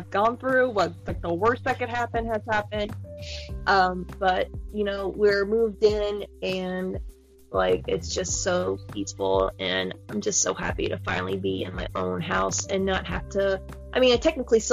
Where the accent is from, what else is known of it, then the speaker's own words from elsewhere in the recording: the South, United States; I'm from the South